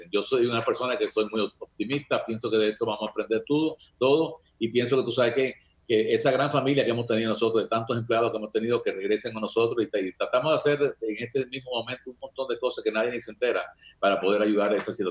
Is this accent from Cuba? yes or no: yes; Cuba; now in United States; oye, yo tenía, cuando llegué de Cuba, yo no tenía un cinto, no tuve que durante un año.